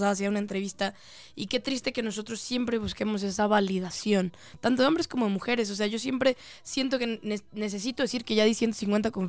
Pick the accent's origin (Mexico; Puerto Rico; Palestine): Mexico; Monterrey, Nuevo León; me recuerda mucho a mi familia. Soy de Monterrey, y eso va a salir también.